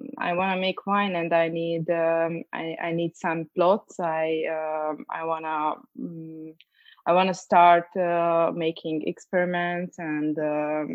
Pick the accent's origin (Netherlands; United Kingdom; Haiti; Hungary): Hungary; Tokaj, Borsod-Abaúj-Zemplén; also born or lived in Budapest; I grew up in Tokaj, but I split up my time between Budapest and Tokaj.